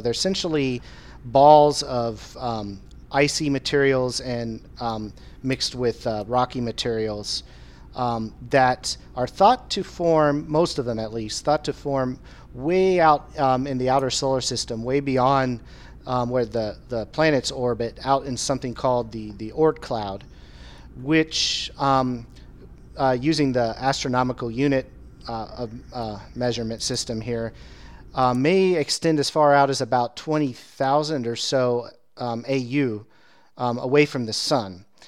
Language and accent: English; Indiana, United States; growing up in Indiana